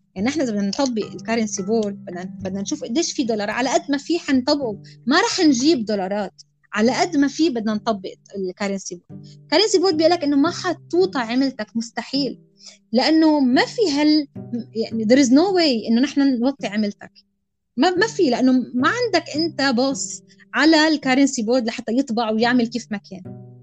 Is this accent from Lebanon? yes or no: yes; Lebanon; نحن بلد لبناني ميدل إيست عربي بنحكي عربي